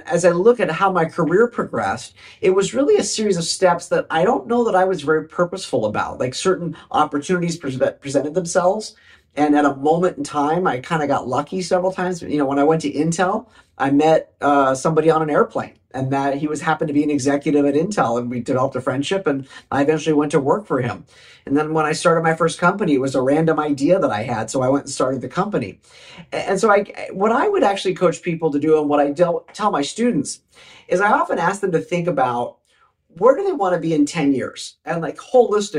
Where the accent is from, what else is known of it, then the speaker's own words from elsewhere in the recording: Southern California, United States; a teenage boy, you know, growing up in Southern California